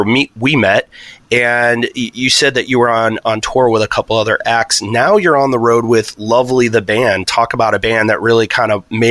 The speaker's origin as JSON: {"language": "English", "town": "Chicago", "region": "Illinois", "country": "United States", "moved": "yes", "said": "I'm actually originally from Chicagoland area"}